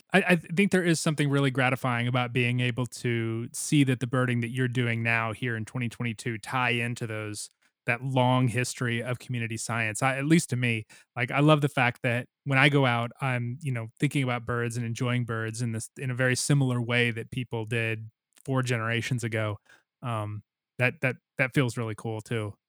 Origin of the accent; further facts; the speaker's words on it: Missouri, United States; my home state of Missouri